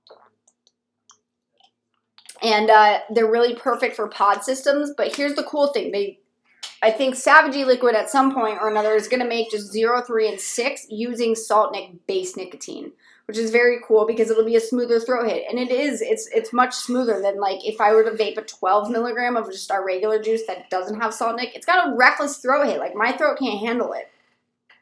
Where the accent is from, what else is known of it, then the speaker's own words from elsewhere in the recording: Colorado, United States; moved away; I am from Colorado. I rep Colorado hard.